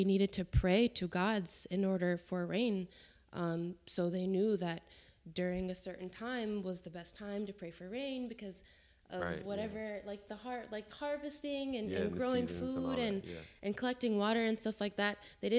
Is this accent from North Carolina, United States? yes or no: yes; Jacksonville, North Carolina, United States; born there; also born or lived in New Jersey; Originally, I was born in North Carolina, in Jacksonville, and then I moved around a lot, I don't really consider myself from any place, but I was born in North Carolina. From there, I moved to South Carolina, I moved to New Jersey.